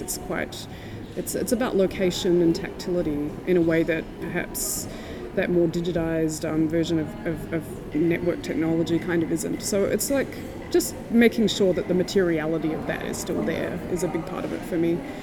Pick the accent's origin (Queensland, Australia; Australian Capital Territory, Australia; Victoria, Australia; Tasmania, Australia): Tasmania, Australia; now in New Zealand; I'm from Tasmania, but I live in New Zealand.